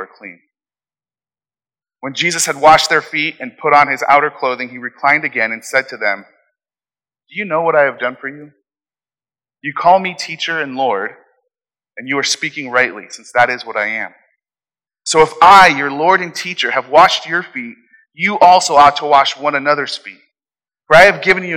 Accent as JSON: {"language": "English", "town": "Phoenix", "region": "Arizona", "country": "United States", "tie": "born or raised there", "said": "when I grew up in Phoenix, I lived in a house that had a basement"}